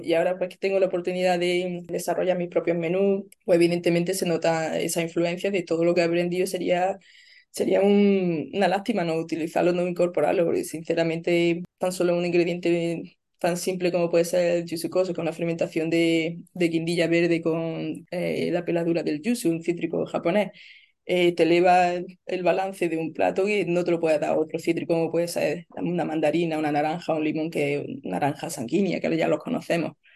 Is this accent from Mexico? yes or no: no; Spain; moved away as an adult; now in Melbourne, Australia